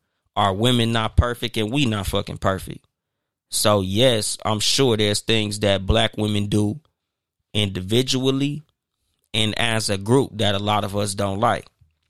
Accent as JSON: {"language": "English", "town": "Compton", "region": "California", "country": "United States", "said": "yeah, I'm from Compton."}